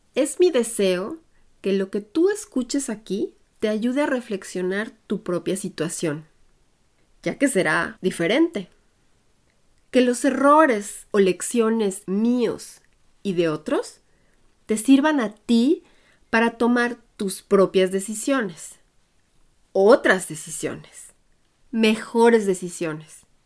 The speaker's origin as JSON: {"language": "Spanish", "region": "Puebla", "country": "Mexico", "tie": "born or raised there", "moved": "as an adult", "lives_now": "Germany", "said": "Soy orgullosamente de origen mexicano, hecha en Puebla, y crecí en un ambiente internacional y bilingüe"}